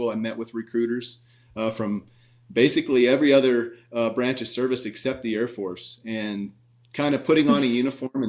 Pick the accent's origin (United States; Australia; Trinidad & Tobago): United States; Montana; now in Spanish Fork, United States; I grew up in Montana. I was a country boy, grew up on a farm